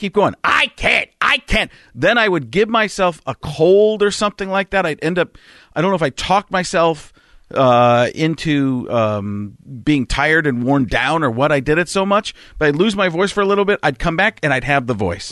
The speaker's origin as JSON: {"language": "English", "region": "Wisconsin", "country": "United States", "tie": "born or raised there", "said": "I grew up in Wisconsin"}